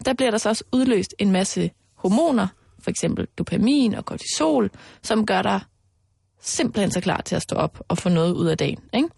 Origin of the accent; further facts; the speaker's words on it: Mols, Central Denmark Region, Denmark; moved away; also born or lived in Aarhus; jeg er jo vokset op ude på Mols, hvor der er rigtig, rigtig meget live-rollespil